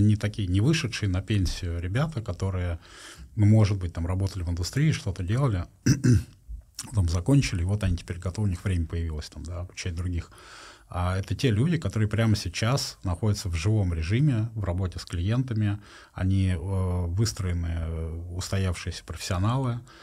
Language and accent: Russian; Russia; я из России